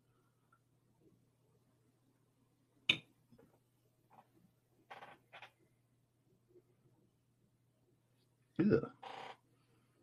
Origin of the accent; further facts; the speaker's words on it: England, United Kingdom; I know I'm English, and I know my accent, if you're American, is probably a bit off